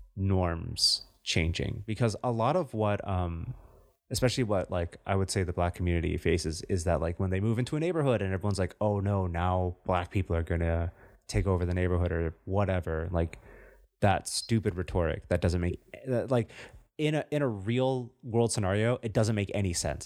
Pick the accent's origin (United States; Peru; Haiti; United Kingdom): United States; I'm still an American. I was born here.